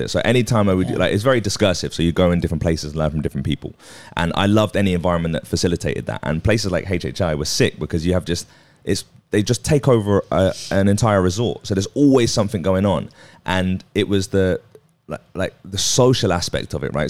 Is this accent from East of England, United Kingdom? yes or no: yes; Watford, East of England, United Kingdom; I was from Watford